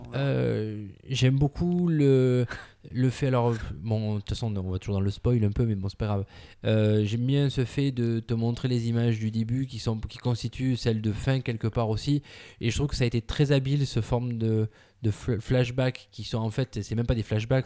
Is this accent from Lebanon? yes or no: no; France; en tant que Français